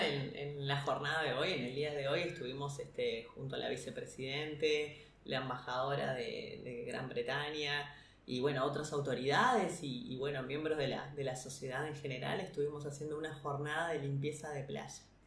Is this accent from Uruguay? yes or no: yes; Uruguay; nosotros como uruguayos